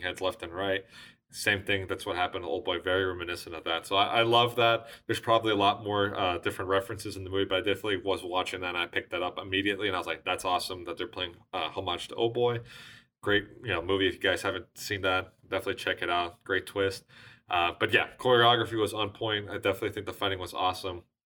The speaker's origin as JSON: {"language": "English", "country": "United States"}